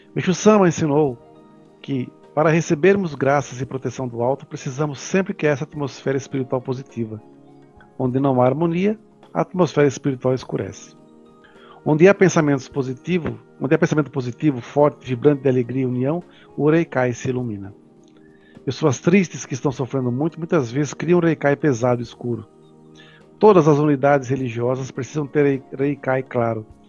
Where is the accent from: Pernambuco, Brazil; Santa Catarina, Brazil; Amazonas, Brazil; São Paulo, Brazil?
São Paulo, Brazil; eu sou aqui de São Paulo